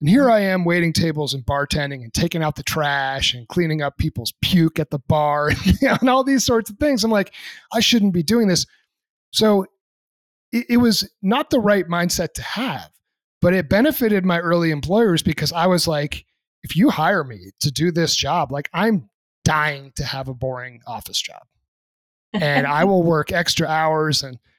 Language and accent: English; New England, United States; I'm a country kid myself. Yeah, granted, I'm from New England, but there's plenty of country out there too. I was from the middle of nowhere and very blue collar.